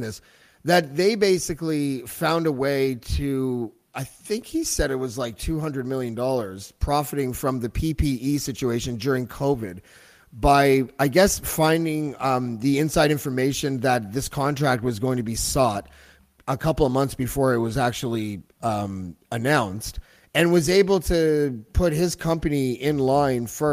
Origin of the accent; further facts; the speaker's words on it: Canada; we're Canadian